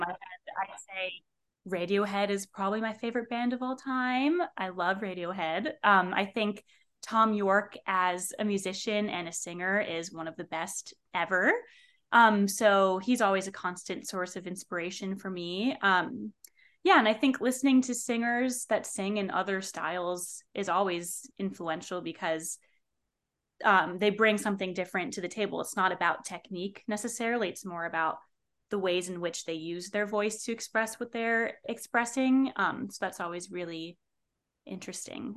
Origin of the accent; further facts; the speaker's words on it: North Bergen, New Jersey, United States; I am originally from North Bergen, New Jersey